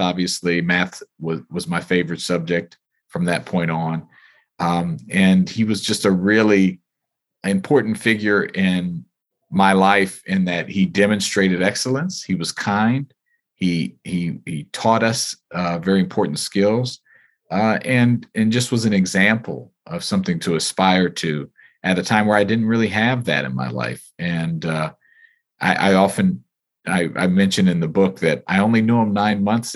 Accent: United States; as a child, you know, here growing up in America

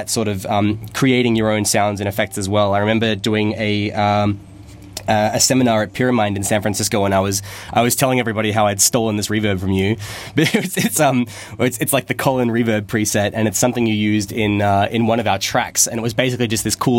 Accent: Canberra, Australian Capital Territory, Australia; the university in Canberra, my hometown.

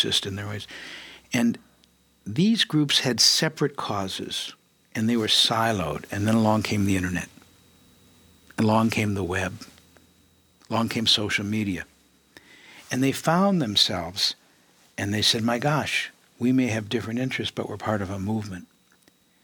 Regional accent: Detroit, Michigan, United States; moved away as an adult; also born or lived in San Francisco; I was born in Detroit, Michigan. I lived in Michigan for a long time

